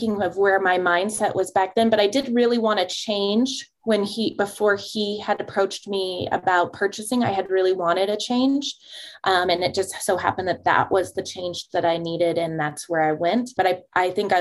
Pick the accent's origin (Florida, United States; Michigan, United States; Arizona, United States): Arizona, United States; Prescott; it allowed me to stay in my hometown.